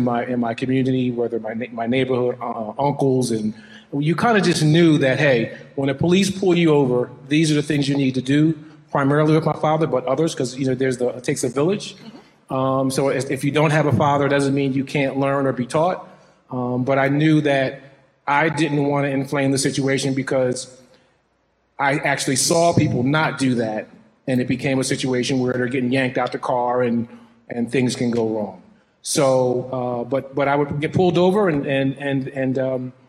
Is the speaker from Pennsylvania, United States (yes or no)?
yes; Philadelphia, Pennsylvania, United States; moved away as an adult; also born or lived in Washington, D.C.; now in Midwest, United States; growing up in Philadelphia, being a young Black male